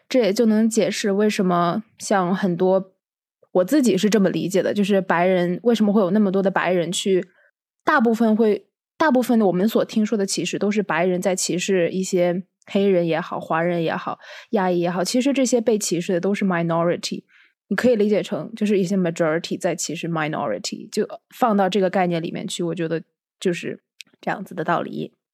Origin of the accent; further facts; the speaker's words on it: China; moved away as an adult; 不仅仅是对我们中国人来说